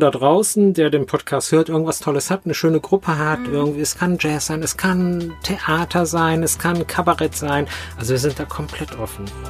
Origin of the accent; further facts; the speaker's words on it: Rhineland, Germany; now in Mainz, Germany; ich als Rheinländer